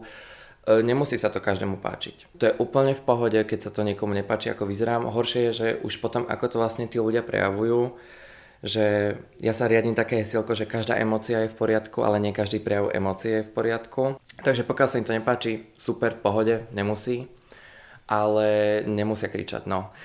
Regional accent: Slovakia; moved away as an adult; now in Czech Republic; doma na Slovensku

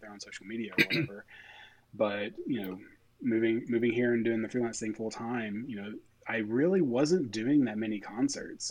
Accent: East Tennessee, United States; moved away as an adult; also born or lived in Knoxville, Tennessee / Connecticut / Tampa, Florida; now in Nashville, United States; I grew up in East Tennessee

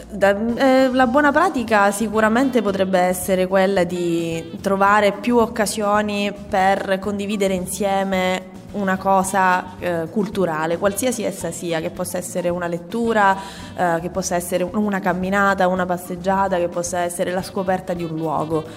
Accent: Messina, Sicily, Italy; io vengo dall'Annunziata e giocavo nel quartiere del condominio X

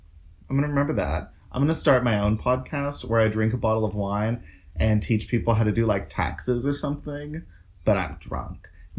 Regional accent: Oklahoma, United States; we grew up in Oklahoma, which is not known for its wines at all.

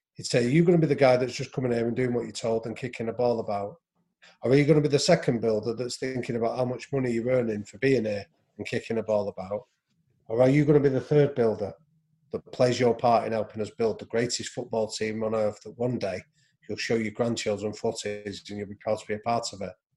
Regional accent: England, United Kingdom; I was a white English guy

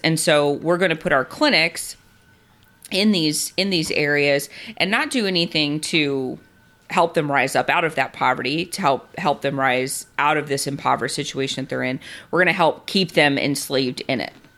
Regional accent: Texas, United States; I am a Texan, and so I know Texas law

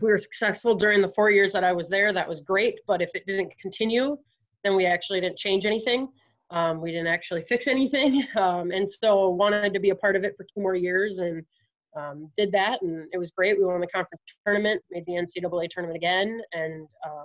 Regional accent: Eau Claire, Wisconsin, United States; moved away as an adult; also born or lived in Winona, Minnesota; I'm originally from Eau Claire, Wisconsin

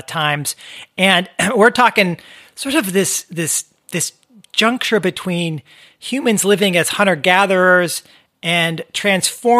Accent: San Francisco Bay Area, California, United States; I grew up in the San Francisco Bay Area, and the nearest beach town to me was Santa Cruz

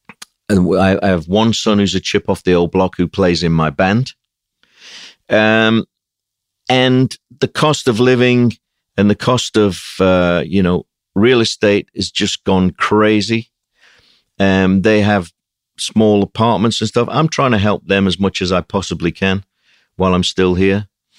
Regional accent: Sheffield, Yorkshire and the Humber, United Kingdom; It was very, by today's standard, it was extremely austere. But so was everywhere up in the north of England. I've come from a pretty poor, basic working class family.

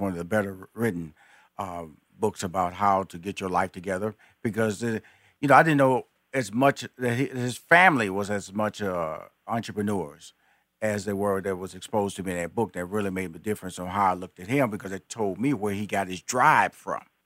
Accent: Houston, Texas, United States; I'm a Texan.

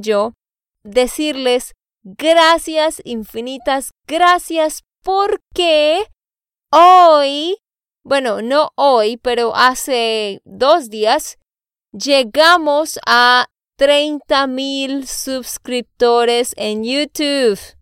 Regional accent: Santander, Colombia; de Santander, Colombia

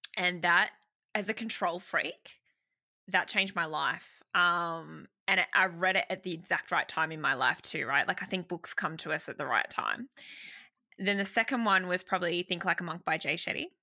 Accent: Sydney, New South Wales, Australia; I'm from Sydney, Australia, born and bred, and have not left

